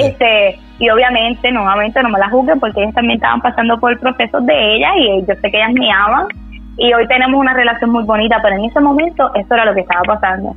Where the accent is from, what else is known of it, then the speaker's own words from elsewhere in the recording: Bayamón, Puerto Rico; vengo de Bayamón, Puerto Rico.